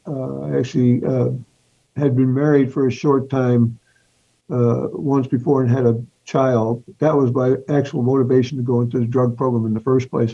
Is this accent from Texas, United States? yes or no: no; New York City, New York, United States; I was born in New York City, uh, raised there